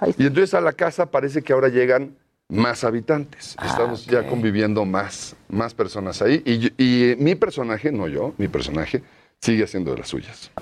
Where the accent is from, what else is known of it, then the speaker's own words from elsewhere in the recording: Mexico City, Mexico; yo siempre viví toda mi infancia por el Hotel de México